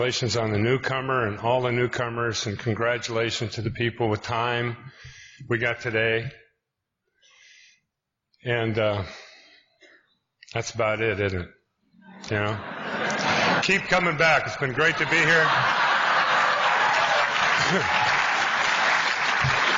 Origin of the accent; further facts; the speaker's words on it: Spokane, Washington, United States; I'm from Spokane, Washington